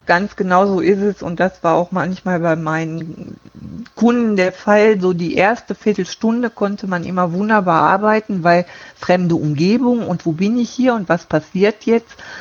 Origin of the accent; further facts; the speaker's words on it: Duisburg, North Rhine-Westphalia, Germany; moved away as an adult; now in Friesenheim, Germany; gebürtig äh, bin ich aus Duisburg. Da habe ich auch bis 2012